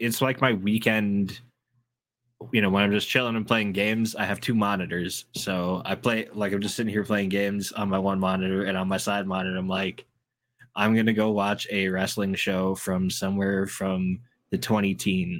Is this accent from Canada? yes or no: yes; Canada; as a Canadian